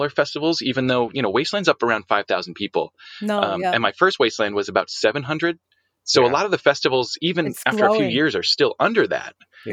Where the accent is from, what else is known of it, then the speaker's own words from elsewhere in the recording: New England, United States; moved away; I'm actually from New England, which is the Northeast.